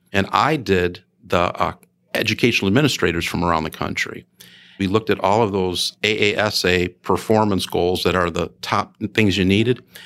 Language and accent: English; Chicago Heights, Illinois, United States; moved away; I grew up in a south suburb of Chicago, Chicago Heights